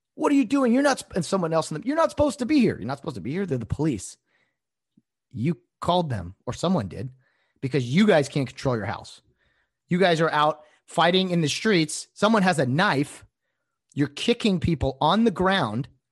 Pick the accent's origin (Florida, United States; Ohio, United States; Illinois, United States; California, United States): California, United States; Glendora; born or raised there